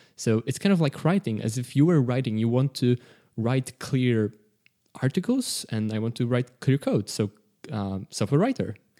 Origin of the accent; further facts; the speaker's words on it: Poland; we're all from Poland. Uh, we don't all live in Poland.